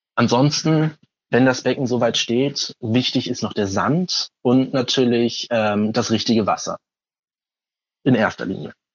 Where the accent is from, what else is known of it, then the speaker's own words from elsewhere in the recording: Hamburg, Germany; ich komme aus Hamburg